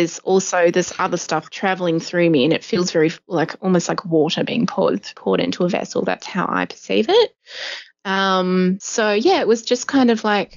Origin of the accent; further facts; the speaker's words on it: New Zealand; now in Australia; I'm from New Zealand.